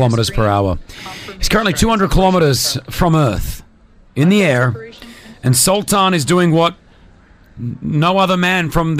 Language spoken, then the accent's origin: English; Australia; now in Dubai, United Arab Emirates; I remember growing up in Australia